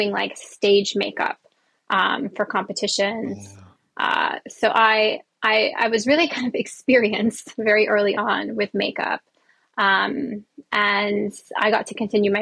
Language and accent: English; Columbus, Ohio, United States; I was born in Columbus, Ohio.